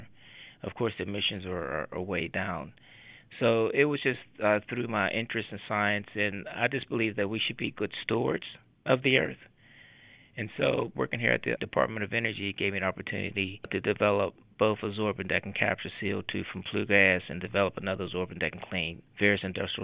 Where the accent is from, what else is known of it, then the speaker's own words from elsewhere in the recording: Pittsburgh, Pennsylvania, United States; also born or lived in Chester, South Carolina; I grew up here in Pittsburgh, went to Westinghouse High School, went to University of Pittsburgh. Haven't left since I've been here, since I was 5 years old. I was born in Chester, South Carolina